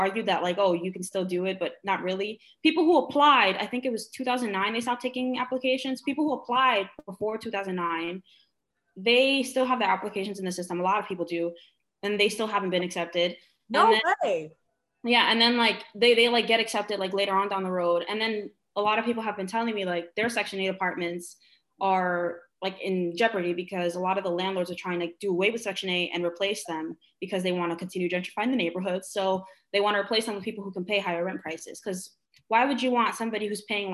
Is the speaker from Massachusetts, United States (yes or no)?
no; New York City, New York, United States; I live in Sunset Park. I was born and raised in Sunset Park.